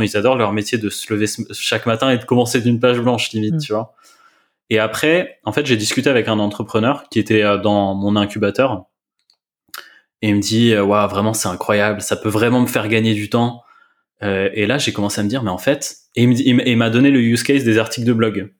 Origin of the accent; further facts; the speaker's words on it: France; on est, on est français.